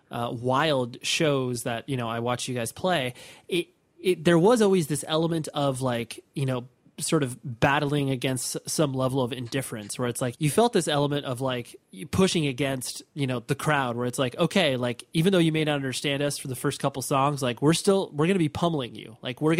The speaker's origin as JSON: {"language": "English", "region": "Midwest", "country": "United States", "said": "we're from the Midwest. We're from we're, you know we're from a big city"}